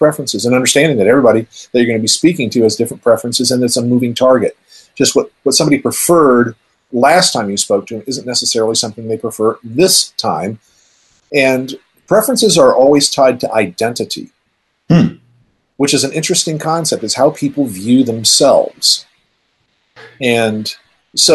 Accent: Colorado Springs, Colorado, United States; When I was growing up in Colorado Springs

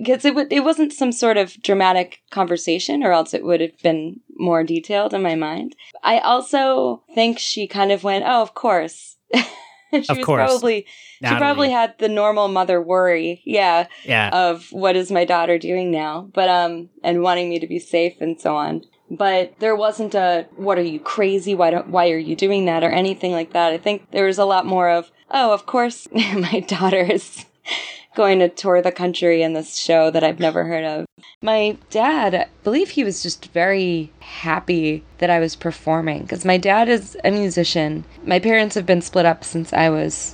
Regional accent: Brockton, Massachusetts, United States; moved away as an adult; also born or lived in Boston, Massachusetts; now in New York, United States; I grew up in Brockton, Massachusetts, which is a little bit south of Boston

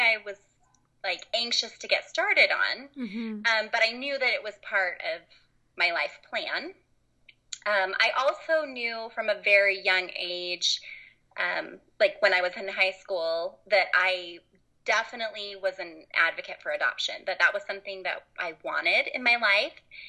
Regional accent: Utah, United States; I grew up in Utah, lived here most of my life

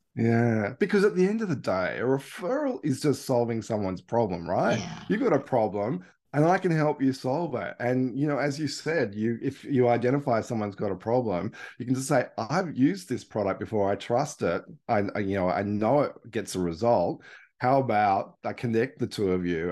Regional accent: Australia; accent: Australian; also born or lived in Melbourne, Victoria / Palm Cove, Queensland; I'm Australian.

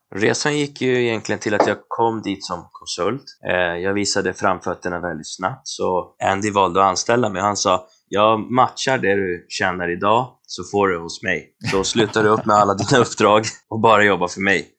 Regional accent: Colombia; moved away; Jag är förvisso från Colombia.

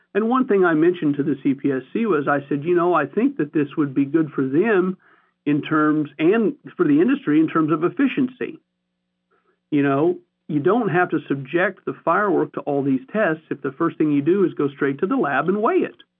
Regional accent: Missouri, United States; I'm from Missouri.

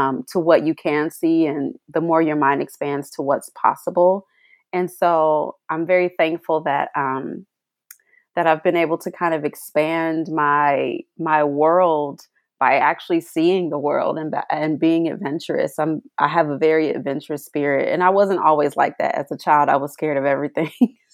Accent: Columbus, Ohio, United States; I am from Columbus, Ohio, which is exactly where I am right now

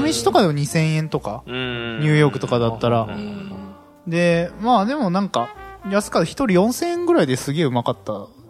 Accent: Kyoto, Japan; 俺京都人

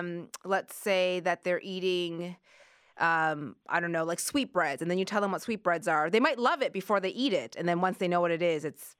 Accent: East Coast, Canada; moved away; because I'm from the East Coast

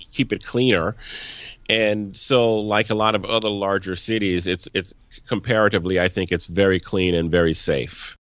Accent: Louisiana, United States; moved away as an adult; now in Washington, D.C., United States; I grew up in the South and I th, in Louisiana and I, and I thought I'd left that when I moved up here

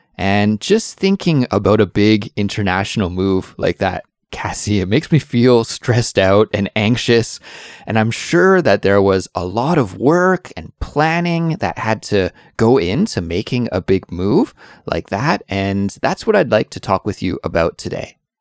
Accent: Canada; now in South Korea; I'm a Canadian, but I live currently in South Korea.

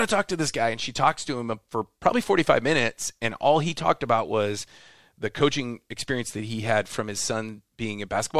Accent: Midwest, United States; now in Temecula, United States; I'm originally from the Midwest, so I'm living in Temecula.

